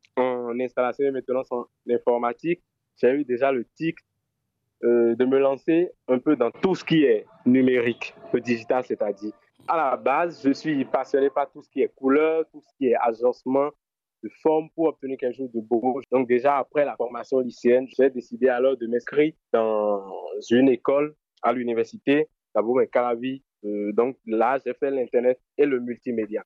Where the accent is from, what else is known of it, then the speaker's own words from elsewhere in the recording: Benin; je suis béninois, je viens du centre-ville